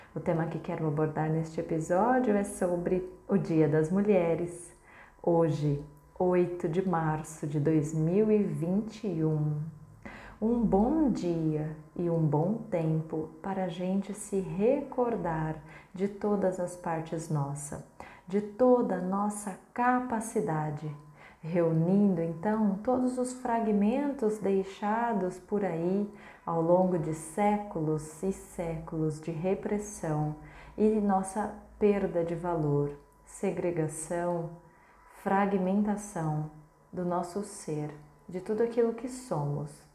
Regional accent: Brazil; como brasileiras que somos

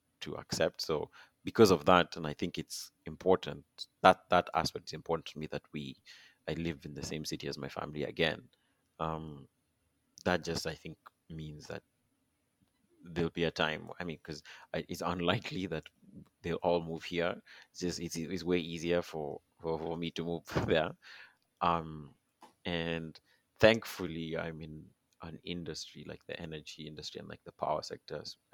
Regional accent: Kenya; now in Toronto, Canada; Being Kenyan is pretty unique.

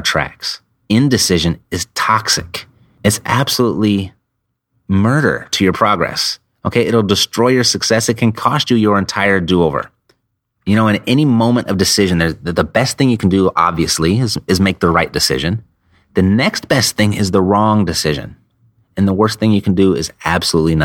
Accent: Southern California, United States; I'm from Southern California

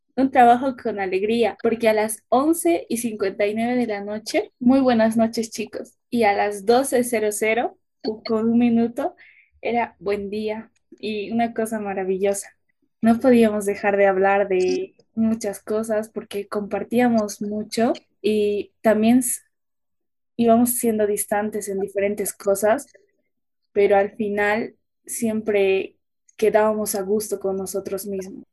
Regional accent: Independencia, Cochabamba, Bolivia; yo soy de Cochabamba, más específicamente de Ayopaya, nací en el municipio de Independencia

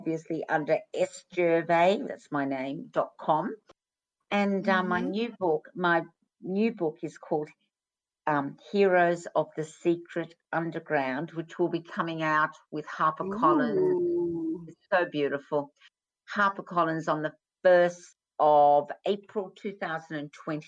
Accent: Australia; When I was growing up in Australia

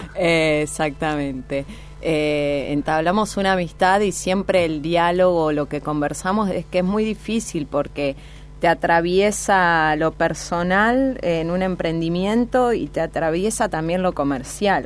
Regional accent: Piamonte, Santa Fe, Argentina; now in Rosario, Argentina; Nací en Piamonte, un pueblo en la provincia de Santa Fe

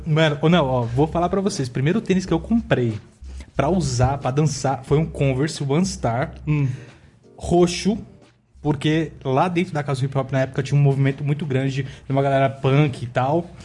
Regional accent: São Paulo, Brazil; also born or lived in Diadema; eu nasci, é, cresci em São Paulo

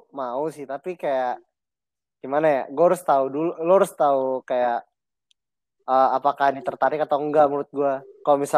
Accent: Pasar Minggu, Jakarta, Indonesia; gue dari pasar minggu

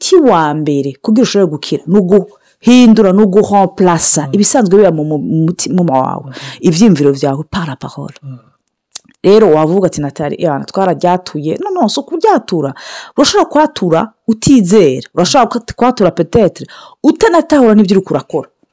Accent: Burundi; moved away; nk'abarundi tuba mu mahanga

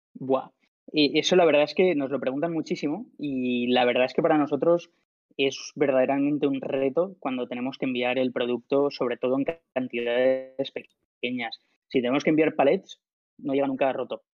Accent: Alicante, Valencian Community, Spain; soy de Alicante, estaba en un piso compartido en Valencia con mis colegas

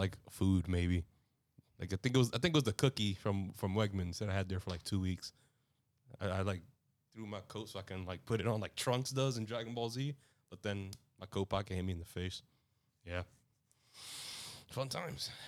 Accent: New York, United States; I'm a New Yorker

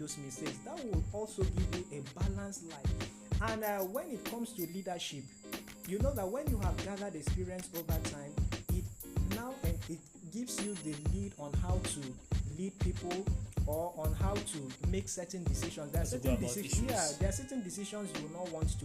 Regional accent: Nigeria; we are Nigerian students

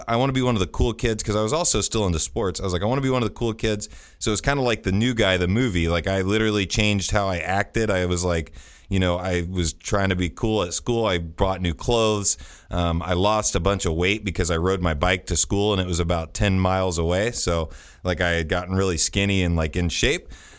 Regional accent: Greenfield, Indiana, United States; Greenfield is where I actually grew up. So it's kind of east of Indianapolis by about 20 minutes

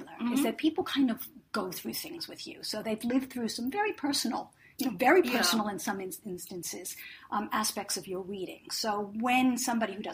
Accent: New York, United States; moved away; I always say I'm a New Yorker

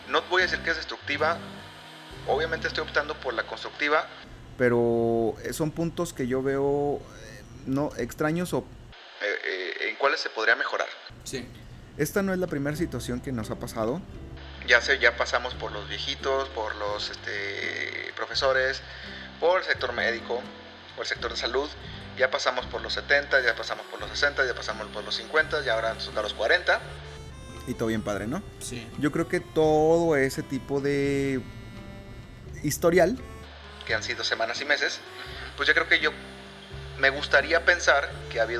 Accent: Mexico; Entonces yo como buen mexicano actualizado dije, me voy

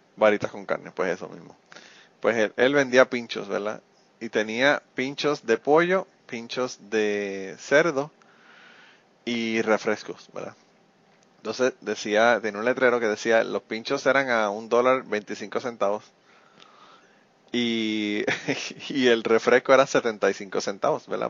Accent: Utuado, Puerto Rico; mi pueblo, ¿verdad? El pueblo de Tuado

